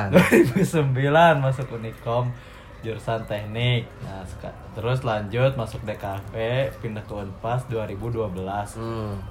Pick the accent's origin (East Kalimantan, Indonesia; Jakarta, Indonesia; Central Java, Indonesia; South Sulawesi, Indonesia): Jakarta, Indonesia; born there; also born or lived in Cikampek; now in Bandung, Indonesia; Ya, gue lahir di Jakarta gue. Uh. Cuman gue tinggal di Cikampek tinggal di Cikampek uh, terus sekarang kuliah di Bandung uh, orang tua gue di Jakarta